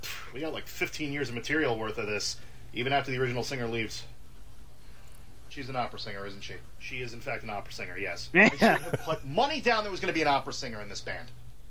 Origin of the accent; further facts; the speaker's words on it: Portland, Oregon, United States; Well, we're from Portland, Oregon.